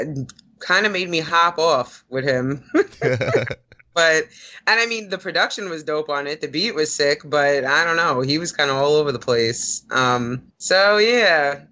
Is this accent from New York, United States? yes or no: yes; New York City, New York, United States; I'm from New York, Staten Island to be specific, ….